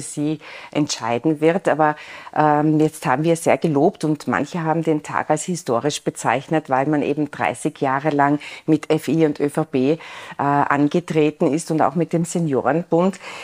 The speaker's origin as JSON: {"language": "German", "town": "Innsbruck", "region": "Tyrol", "country": "Austria", "said": "als Innsbruckerin"}